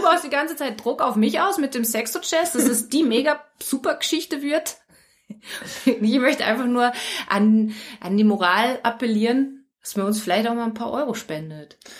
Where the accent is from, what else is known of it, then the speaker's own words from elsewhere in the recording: Germany; moved away; als Deutsche